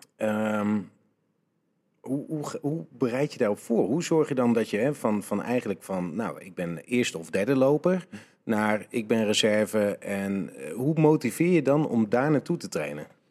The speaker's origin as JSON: {"language": "Dutch", "country": "Netherlands"}